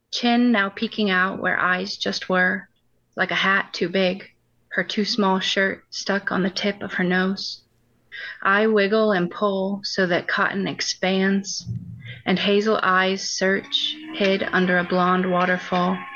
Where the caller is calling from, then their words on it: Ohio, United States; Uh, we're in Northwest Ohio.